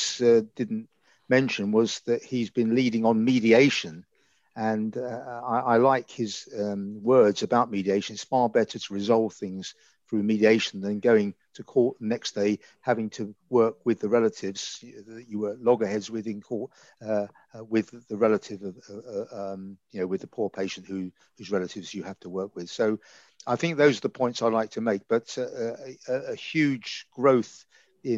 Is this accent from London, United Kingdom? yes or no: yes; London, United Kingdom; now in Reading, United Kingdom; I'm from the East End of London, as you can probably guess by my accent.